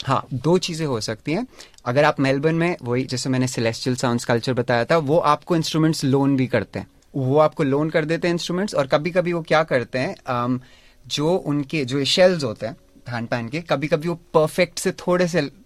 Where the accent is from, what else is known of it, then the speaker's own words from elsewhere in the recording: Dehradun, Uttarakhand, India; now in Melbourne, Australia; मैं देहरादून से हूँ इंडिया में